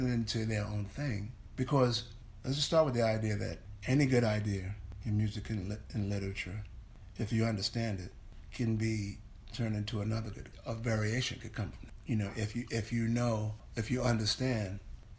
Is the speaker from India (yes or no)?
no; England, United Kingdom; I came from England.